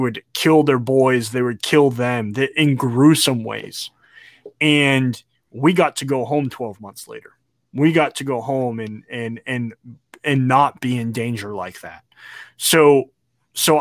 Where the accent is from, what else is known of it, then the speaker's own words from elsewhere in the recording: United States; as an American and as a veteran